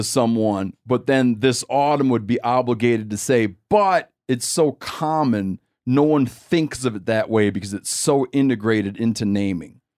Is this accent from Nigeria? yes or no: no; Michigan, United States; moved away; also born or lived in Montana; I grew up in Michigan